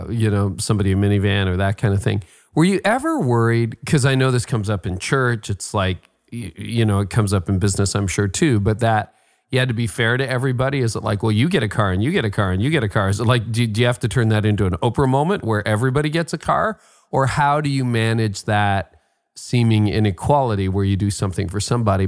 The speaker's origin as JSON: {"language": "English", "town": "Windsor", "region": "Ontario", "country": "Canada", "tie": "born there", "said": "well, funny I was born in Windsor, so I know Michigan."}